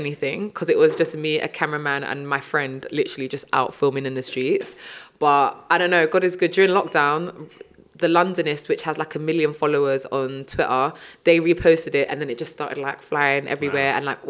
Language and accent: English; Nigeria; also born or lived in Sierra Leone; when I was younger, I was very much, I'm Nige, like I'm Nigerian.